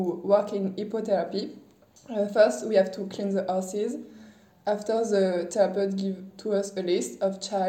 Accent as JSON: {"language": "English", "town": "Saumur", "region": "Pays de la Loire", "country": "France", "said": "I come from France. I live in a small city called Saumur, and I just finished my 3 years university degrees."}